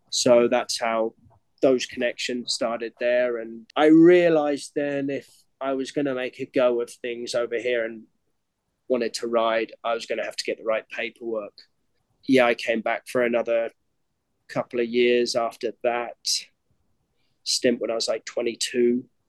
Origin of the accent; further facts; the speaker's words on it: Cambridgeshire, East of England, United Kingdom; moved away as an adult; now in United States; I'm born and raised in Cambridgeshire, Great Britain